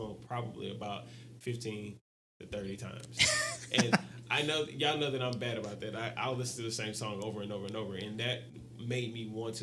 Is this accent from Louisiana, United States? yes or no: yes; Louisiana, United States; I'm from Louisiana